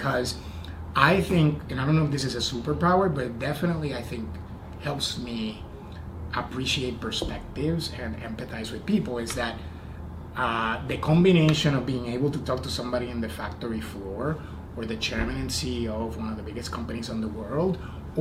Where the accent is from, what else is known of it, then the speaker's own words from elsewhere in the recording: Puerto Rico; moved away as an adult; also born or lived in Indiana; I was born and raised in Puerto Rico, and I went to college in Indiana